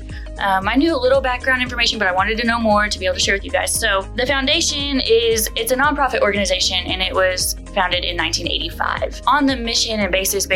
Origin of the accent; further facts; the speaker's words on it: Chickasha, Oklahoma, United States; I was born in Chickasha and I grew up here